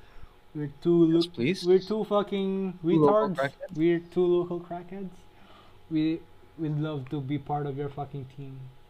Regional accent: Philippines

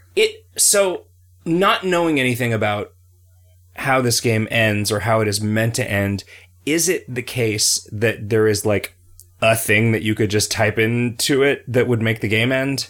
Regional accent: United States; I am an American

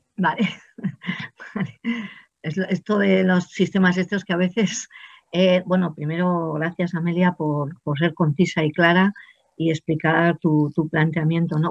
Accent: Binéfar, Aragon, Spain; now in Estella, Spain; de mi pueblo de origen, Binefa, de Aragón

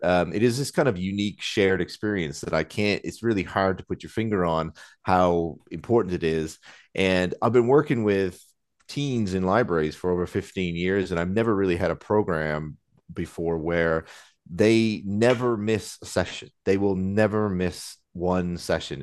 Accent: Nova Scotia, Canada; moved away as an adult; now in London, United Kingdom; growing up in Nova Scotia

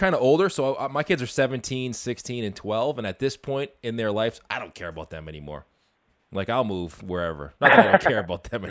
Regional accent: Boston, Massachusetts, United States; I grew up in Boston

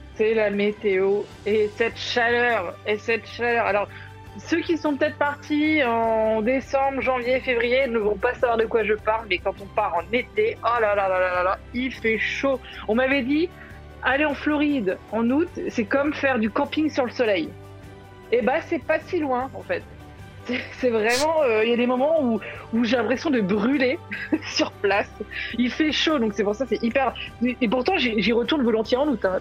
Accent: France; on est français

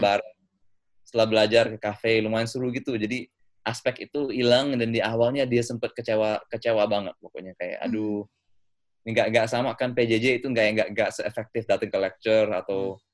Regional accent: London, United Kingdom; also born or lived in Indonesia; saya lahir di Indonesia waktu uh, tapi udah di London sejak umur setahun uh, karena pindah bareng keluarga ya sejak itu saya SD SMP SMA di London total

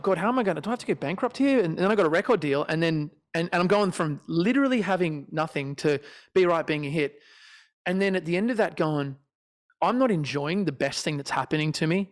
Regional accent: Australia; I'm Australian

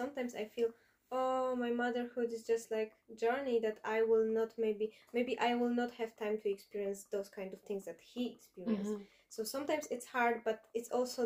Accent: Poland; I'm from Poland

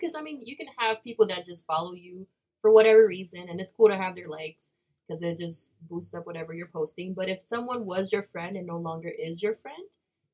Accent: Puerto Rico; also born or lived in New Jersey; now in Utah, United States; I'm born in New Jersey, raised in Puerto Rico, and now in Utah

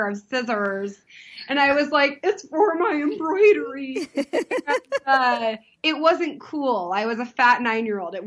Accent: San Diego, California, United States; I grew up in Southern California

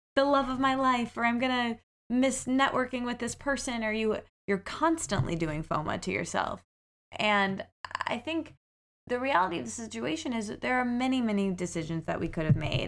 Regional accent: Midwest, United States; now in New York, United States; I very much identify with the qualities, the stereotypical qualities of being a Midwesterner

